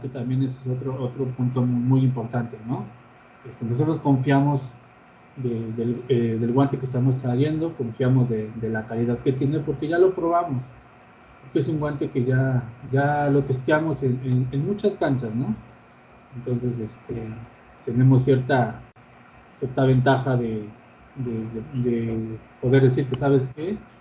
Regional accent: Mexico; como mexicanos

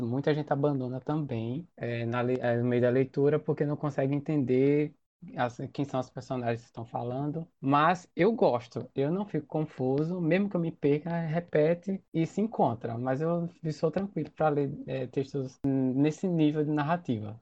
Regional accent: Maceió, Alagoas, Brazil; eu sou de Maceió

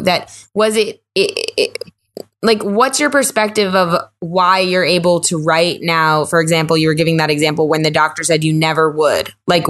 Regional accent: Hurricane, Utah, United States; But yeah, I grew up like around Hurricane.

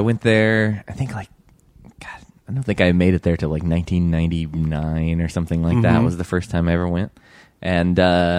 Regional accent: Michigan, United States; moved away; also born or lived in Virginia; I grew up in Michigan, but then also I spent a lot of time in Virginia.

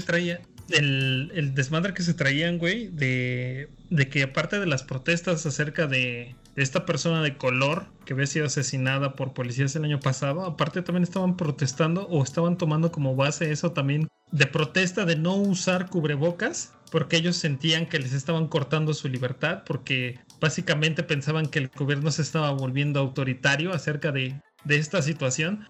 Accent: Mexico; Como mexicanos

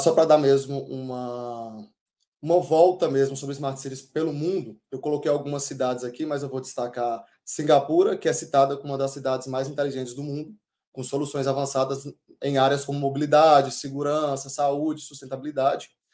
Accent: Cocos, Bahia, Brazil; nasci na Bahia, em Cocos

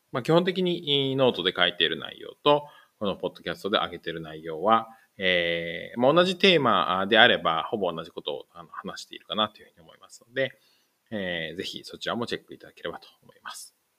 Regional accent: Kanagawa, Japan; moved away as an adult; also born or lived in Kanto; now in Fukuoka, Japan; 現在は、えー、福岡県福岡市に住んでいますが、出身は神奈川県です

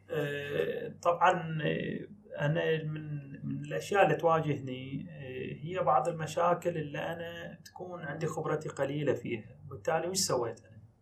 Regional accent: Bahrain; احنا عندنا في البحرين

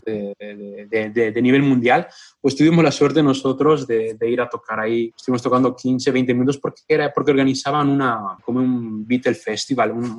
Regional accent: Moquegua, Peru; moved away as an adult; now in Vicenza, Italy; yo soy el único peruano

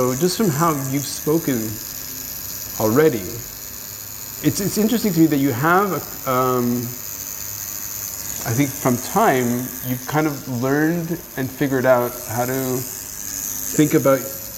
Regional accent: Israel; born there; I was born in Israel, yeah.

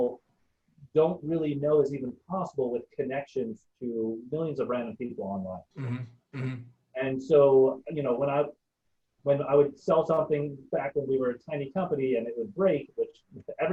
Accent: New York City, New York, United States; I grew up in Brooklyn

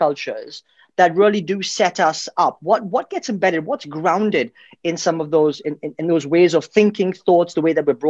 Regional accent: India; I'm from India, grew up there as well

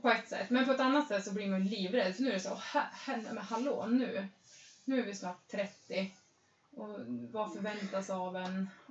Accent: Östersund, Jämtland, Sweden; moved away; är ju från Östersund, Frösön.

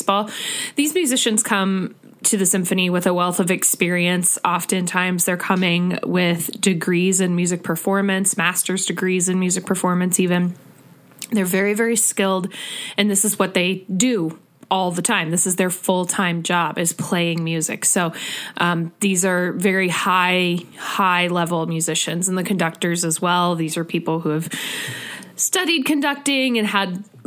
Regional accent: Northeast Ohio, United States; I am originally from the Northeast Ohio area

